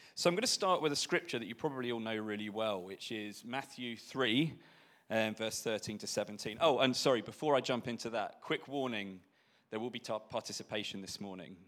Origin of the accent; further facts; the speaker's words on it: Belfast, Northern Ireland, United Kingdom; we're born and bred in Belfast in Northern Ireland